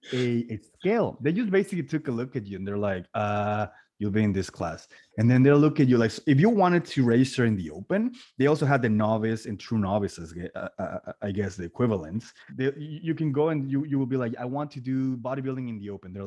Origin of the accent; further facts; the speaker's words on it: Cancun, Quintana Roo, Mexico; now in Canada; I am originally from Cancun, Mexico, and I've even done two competitions there.